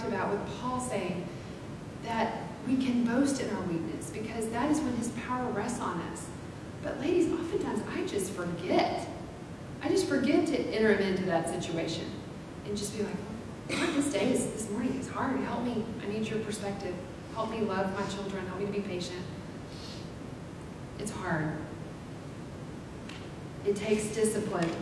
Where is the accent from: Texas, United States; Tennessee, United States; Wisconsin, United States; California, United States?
Texas, United States; Abilene; I grew up in Abilene, in a small town